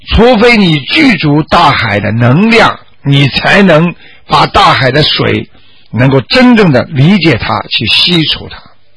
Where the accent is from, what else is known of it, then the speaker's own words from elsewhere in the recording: China; 我们中国人